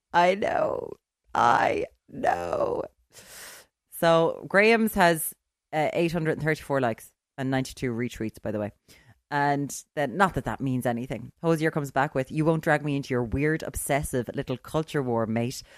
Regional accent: Ireland; I'm an Irish, I'm an Irish woman who grew up

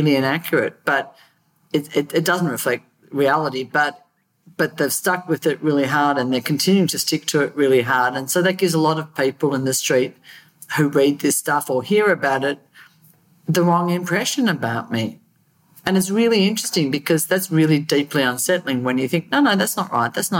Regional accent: Australia; as an Australian

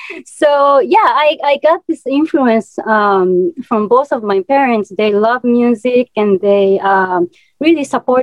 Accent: Japan; English is a second language; moved away; because I'm from such a small town in Japan, I'm from a countryside, like deep in the mountain.

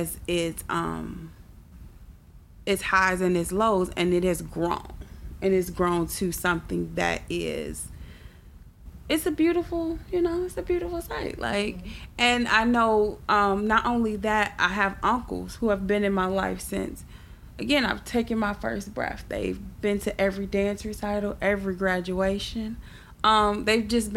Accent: Chicago, Illinois, United States; I am originally from Chicago

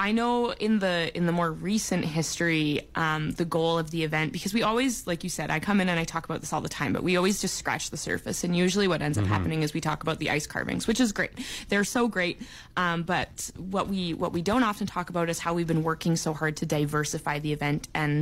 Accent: Vancouver Island, British Columbia, Canada; moved away; I grew up on Vancouver Island, where we didn't really get winter

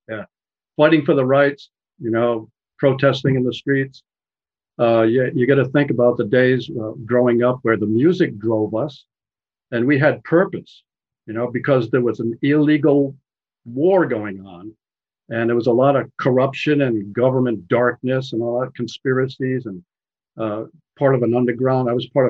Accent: United States; I am an American

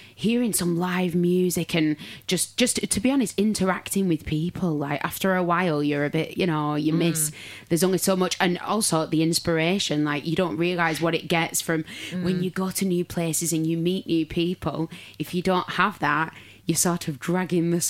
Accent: Manchester, North West England, United Kingdom; also born or lived in Bolton; now in London, United Kingdom; I came from Manchester originally. I moved to London

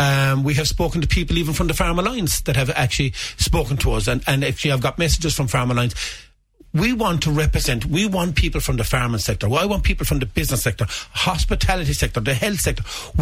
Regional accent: County Limerick, Ireland; he's from County Cork, I'm from County Limerick, and I represent the views of County Limerick.

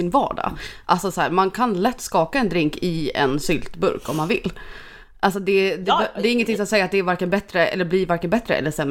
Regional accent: Dalarna County, Sweden; accent: dalmål; now in Stockholm, Sweden; är jag från Dalarna va? Men nu har jag bott i Stockholm i ett och ett halvt år. Eh, skulle vi säga att mitt dalmål är väl inte så tydligt förutom när jag har druckit lite grann.

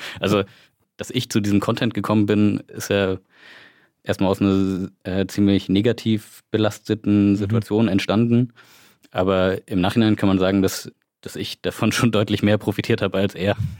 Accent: Wismar, Mecklenburg-Vorpommern, Germany; now in Leipzig, Germany; ich komme würdig aus Wismar, lebe aber in Leipzig schon seit einigen Jahren

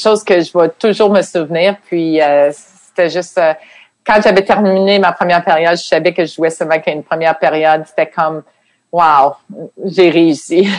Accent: Quebec City, Quebec, Canada; moved away as an adult; je venais de Québec. On n'avait même pas de télévision anglaise.

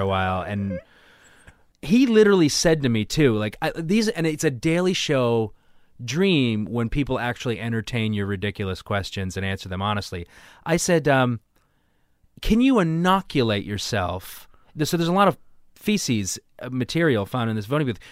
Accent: Weymouth, Massachusetts, United States; I grew up in Weymouth

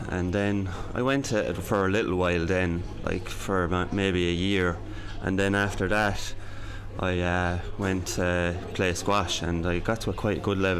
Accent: Thurles, Munster, Ireland; No, I'm from Thurles in County Tipperary

